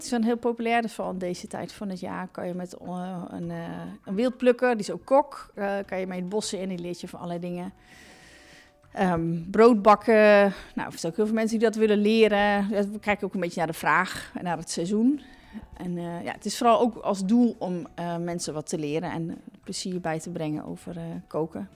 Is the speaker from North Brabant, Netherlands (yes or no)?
no; Ommen, Overijssel, Netherlands; moved away as an adult; also born or lived in Zwolle / Arnhem; now in Achterhoek, Netherlands; ik kom uit Ommen. Daar ben ik geboren.